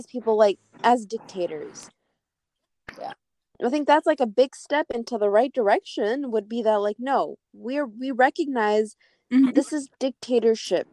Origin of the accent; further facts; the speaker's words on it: United States; we're Kurdish, but we live in America, and we grew up here, we're born here, raised here